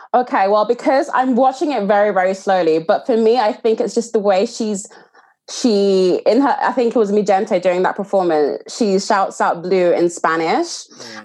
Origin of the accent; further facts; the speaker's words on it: Nigeria; as a Nigerian woman